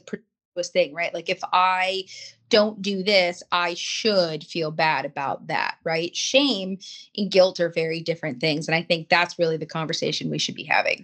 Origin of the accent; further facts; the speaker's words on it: Los Angeles, California, United States; I grew up in Los Angeles, you know, I grew up in the San Fernando Valley, Hollywood